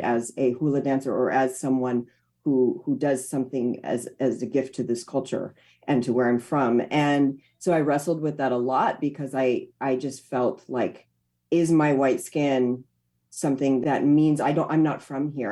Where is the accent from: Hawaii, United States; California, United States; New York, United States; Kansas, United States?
Hawaii, United States; where i'm from to my home